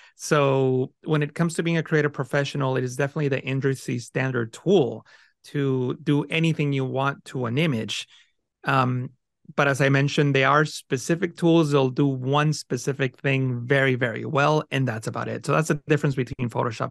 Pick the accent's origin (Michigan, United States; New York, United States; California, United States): California, United States; San Francisco Bay Area; first language Spanish; English is a second language; also born or lived in Mexico; I grew up in the San Francisco Bay Area in California with not a lot of means